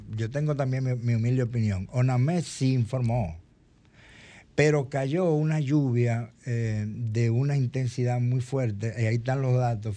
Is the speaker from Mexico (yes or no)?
no; Dominican Republic; somos los dominicanos